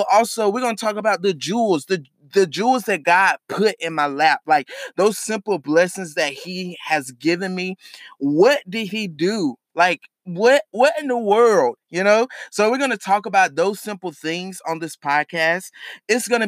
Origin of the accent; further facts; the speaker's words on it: Charlotte, North Carolina, United States; I am from Charlotte, North Carolina